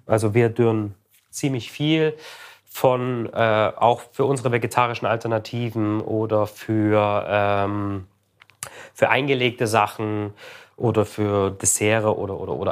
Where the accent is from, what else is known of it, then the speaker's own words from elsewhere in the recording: the East, eastern Germany, Germany; Ich komme aus dem Osten, da wurde immer Lecho draus gemacht